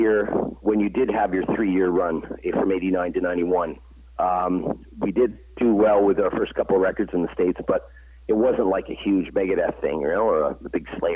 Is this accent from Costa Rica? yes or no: no; Canada; Canada, my home country